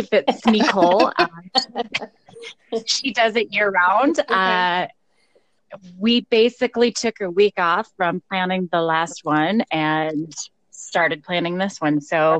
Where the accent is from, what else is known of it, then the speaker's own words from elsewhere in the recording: Colorado, United States; Denver, Colorado, my home state